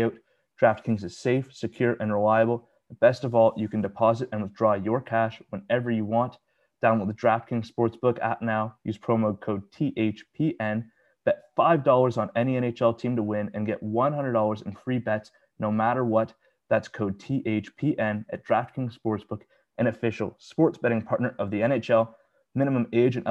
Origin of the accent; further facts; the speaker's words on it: Canada; we're both Canadian, we're both in Canada